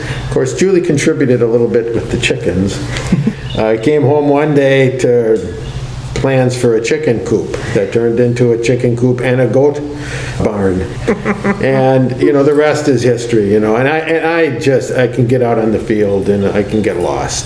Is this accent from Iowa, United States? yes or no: no; Milwaukee, Wisconsin, United States; I also grew up in a city. I grew up in Milwaukee